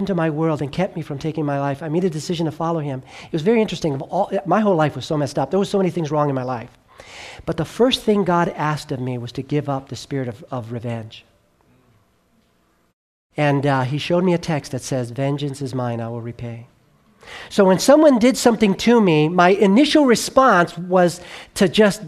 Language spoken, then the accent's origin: English; Southern California, United States; I grew up in Southern California